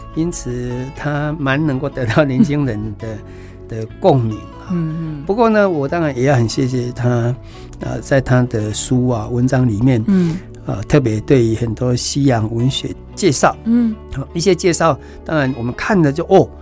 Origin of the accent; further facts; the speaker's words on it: Taichung area, Taiwan; 我们大宅地区的